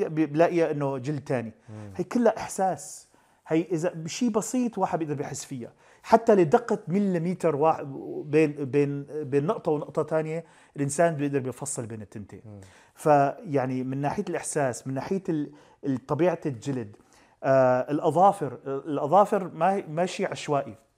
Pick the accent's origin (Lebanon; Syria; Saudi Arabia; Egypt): Syria; نحن عندنا بسوريا